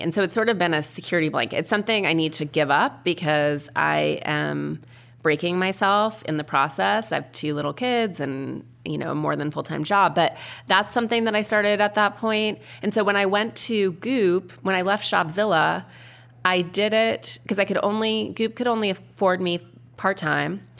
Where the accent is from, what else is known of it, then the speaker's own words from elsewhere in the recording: Missoula, Montana, United States; when I was a little kid growing up in Montana